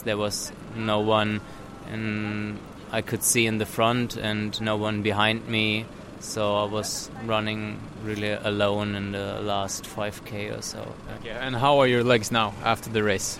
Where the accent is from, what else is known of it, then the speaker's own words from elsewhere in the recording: Germany; also from Germany